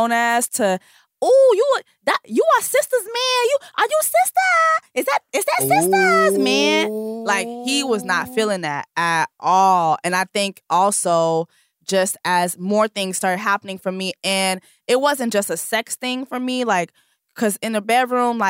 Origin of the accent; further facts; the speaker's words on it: Haiti; I'm Haitian. I'm from the Caribbean.